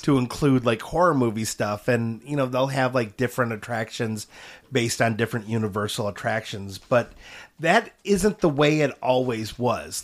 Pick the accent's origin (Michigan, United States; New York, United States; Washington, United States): Michigan, United States; Auburn Road and Dequindre; It was on Auburn Road just east of DeQuinder, and I grew up at eighteen in DeQuinder